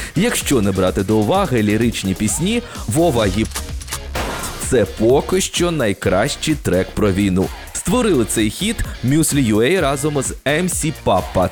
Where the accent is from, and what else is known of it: Ukraine